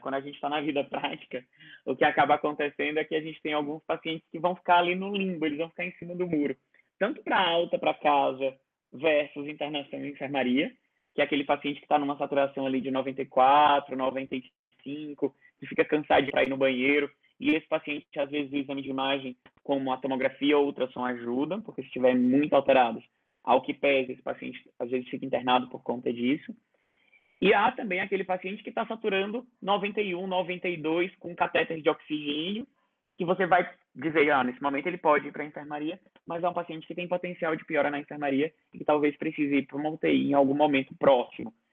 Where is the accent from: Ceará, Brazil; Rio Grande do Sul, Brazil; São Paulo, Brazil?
Ceará, Brazil; moved away; eu sou cearense